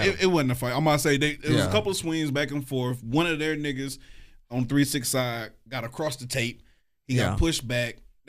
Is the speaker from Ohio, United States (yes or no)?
yes; Cleveland, Ohio, United States; Bitch, I'm from Cleveland.